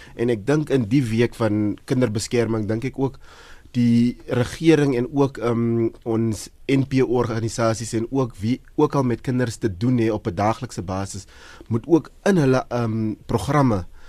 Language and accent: Afrikaans; South Africa; ons as Suid-Afrikaners